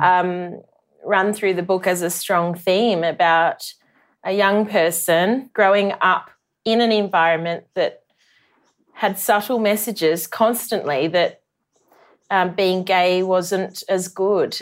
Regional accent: country New South Wales, Australia; As as country kids, we often went to school holiday cricket camps. Um, Warren Smith ran a few in Wagga

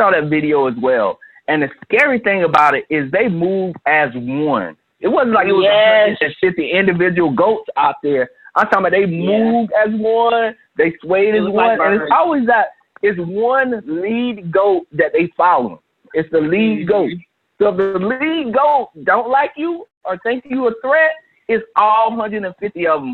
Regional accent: South Carolina, United States; I'm from South Carolina

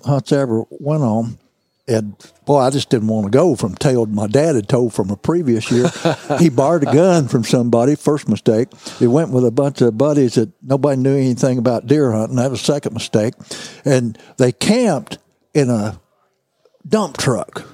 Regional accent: Missouri Bootheel, United States; I grew up in the Missouri Boot Hill

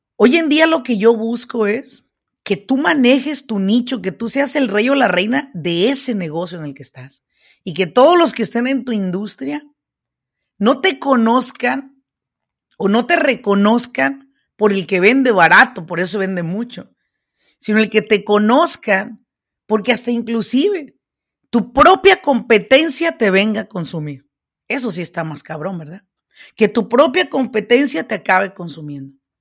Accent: Mexico; now in United States; yo soy hispana, yo soy mexicana, yo vine a este país, pues de mojada

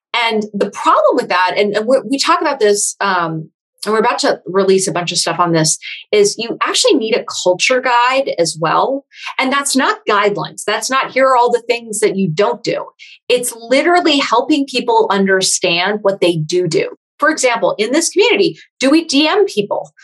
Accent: Silicon Valley, California, United States; I am from Silicon Valley originally.

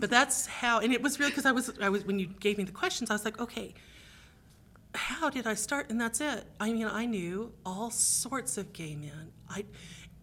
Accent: Greenville, Texas, United States; I grew up in Greenville, Texas

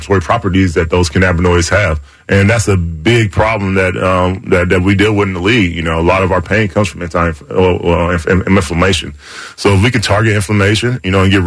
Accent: the South, United States; I'm from the South

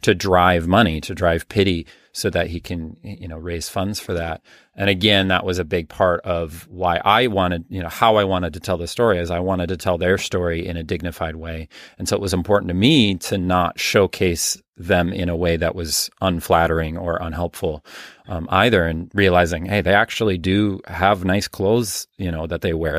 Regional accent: Minneapolis, Minnesota, United States; moved away as an adult; now in Rhinelander, United States; I'm originally from the Minneapolis area

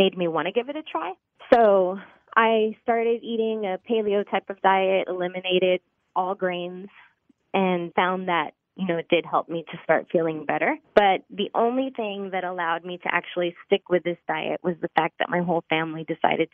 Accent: Laredo, Texas, United States; growing up on the border, we grew up in Laredo, Texas, Mexican-American family.

